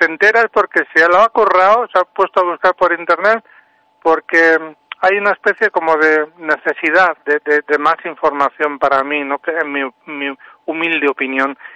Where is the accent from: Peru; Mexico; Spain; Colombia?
Spain; Basque Country; born there; Yo nací en el País Vasco, pero no soy vasco, no tengo ni ocho, no tengo ningún apellido vasco. Y mis padres eran andaluces. Yo en Andalucía era el vasco y en el País Vasco era el maqueto, de fuera.